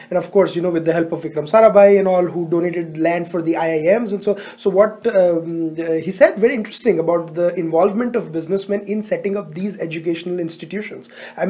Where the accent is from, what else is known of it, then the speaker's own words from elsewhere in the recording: Ahmedabad, Gujarat, India; I grew up in Ahmedabad.